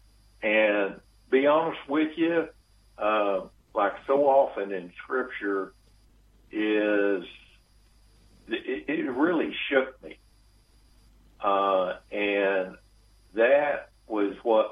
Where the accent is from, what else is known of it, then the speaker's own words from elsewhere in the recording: Texas, United States; accent: Southern; I tell people I'm from Texas, and my accent usually gives me away